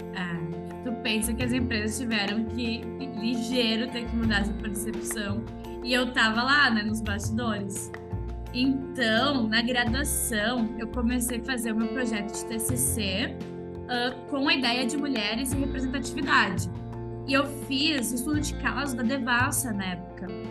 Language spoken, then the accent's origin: Portuguese; interior of Rio Grande do Sul, Brazil; eu sou do interior do Rio Grande do Sul.